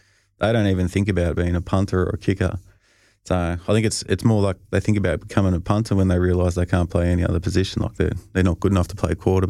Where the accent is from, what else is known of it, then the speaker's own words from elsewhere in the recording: Australia; And you know, I think being Australian, you sort of can't really throw your buddies under the bus.